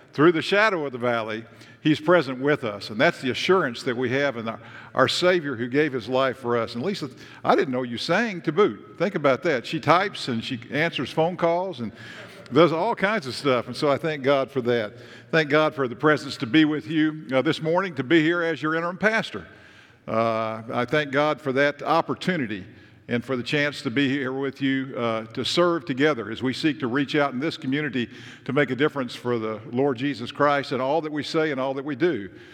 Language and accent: English; Tennessee, United States; I am from Tennessee.